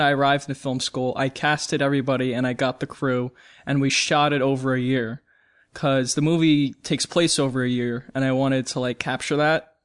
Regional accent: New York, United States; I'm from New York

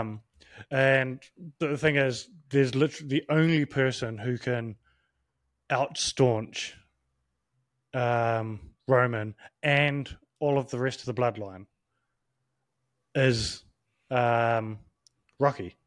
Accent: New Zealand; as a Kiwi from a, um, Pacific Island point

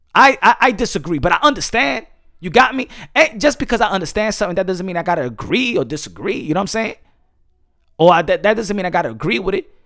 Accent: New York City, New York, United States; I'm from New York

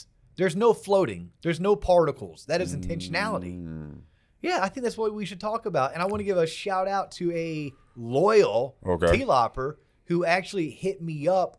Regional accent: Florida, United States; I have my license in Pennsylvania as well as my license in Florida, which is my home state.

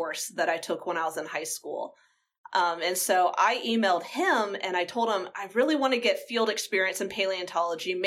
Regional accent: Georgia, United States; I'm from Georgia, and so I grew up and we would go to the beach during the summers as a family.

